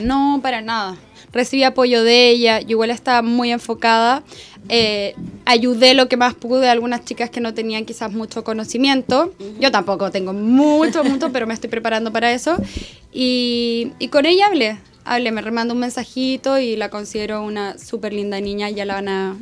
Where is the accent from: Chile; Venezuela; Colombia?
Chile; como chilena